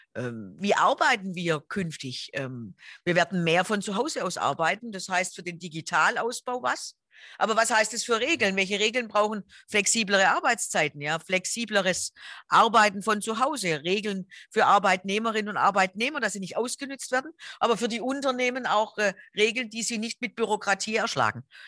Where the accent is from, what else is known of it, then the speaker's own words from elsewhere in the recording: Stuttgart, Baden-Württemberg, Germany; Ich bin ähm, in Stuttgart geboren